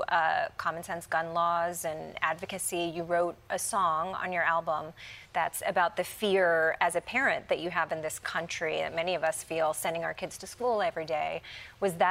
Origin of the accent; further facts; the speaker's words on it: Kentucky, United States; I'm from Kentucky